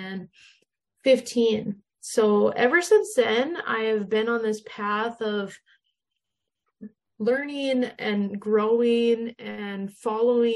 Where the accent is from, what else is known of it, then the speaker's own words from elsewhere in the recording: Minot, North Dakota, United States; Yeah, so I grew up in Minot, North Dakota, so I'm in the States. I've lived here my whole life.